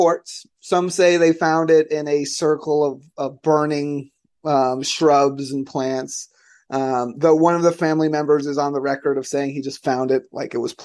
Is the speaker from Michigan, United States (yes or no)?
no; Florida, United States; my home state of Florida